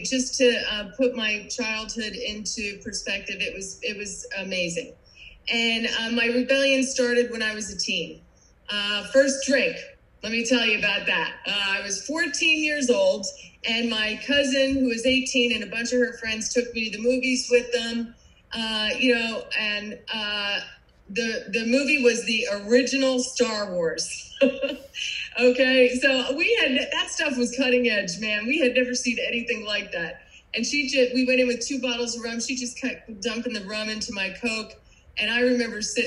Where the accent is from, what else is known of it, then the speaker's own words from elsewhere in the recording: New Jersey, United States; moved away; you probably recognize my accent. I am not from Florida. I am a Jersey girl, and I grew up in a big Irish Catholic family right across the river from you guys and in New York City.